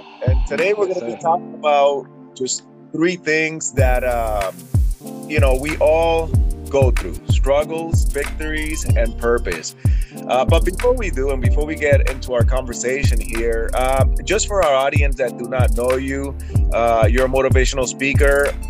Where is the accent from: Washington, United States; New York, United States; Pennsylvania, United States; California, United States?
New York, United States; New York City; Yeah, I was born in the Bronx.